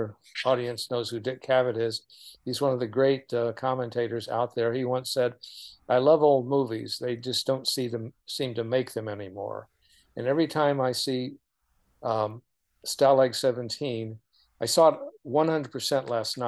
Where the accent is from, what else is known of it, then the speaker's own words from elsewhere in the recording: Oklahoma City, Oklahoma, United States; I grew up in Oklahoma City